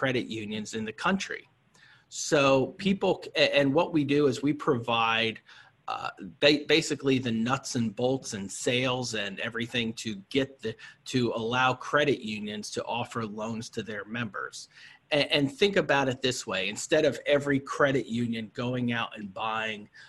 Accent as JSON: {"language": "English", "region": "Pennsylvania", "country": "United States", "tie": "born or raised there", "said": "my home state of Pennsylvania"}